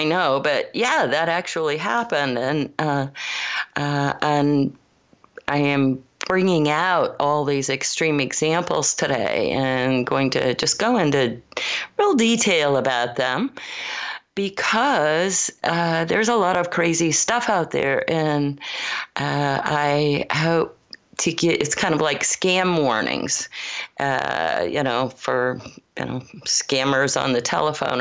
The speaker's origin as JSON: {"language": "English", "region": "Michigan", "country": "United States", "tie": "born or raised there", "also_born_or_lived": "Colorado / Los Gatos, California", "moved": "as an adult", "said": "I was born in Colorado, but grew up primarily in Michigan"}